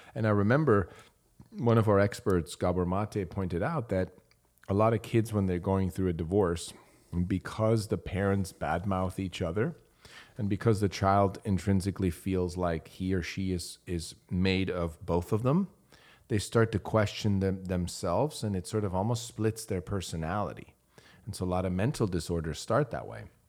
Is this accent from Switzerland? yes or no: yes; Switzerland; moved away; I grew up in Switzerland.